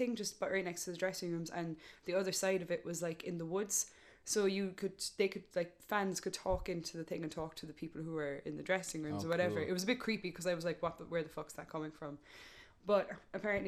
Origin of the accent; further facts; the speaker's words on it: Cork, Munster, Ireland; accent: thick Cork; my thick Cork accent